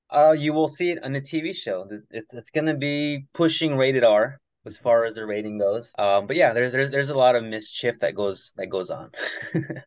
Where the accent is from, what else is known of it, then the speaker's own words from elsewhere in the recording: Los Angeles, California, United States; I'm from uh, San Fernando Valley, just uh, minutes north of Los Angeles